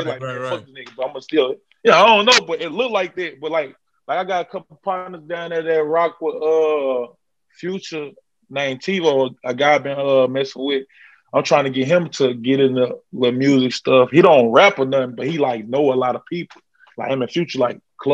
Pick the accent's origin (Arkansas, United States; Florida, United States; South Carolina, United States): Arkansas, United States; Brinkley; now in Jonesboro, United States; I'm from Brinkley. Like, Brinkley, small.